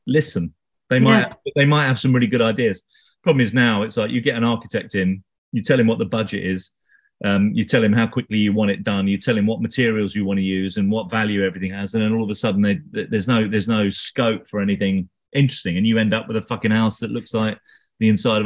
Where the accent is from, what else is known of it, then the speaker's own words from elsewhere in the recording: London, United Kingdom; I'm not actually from Hackney. I'm from London, but I only live in Hackney.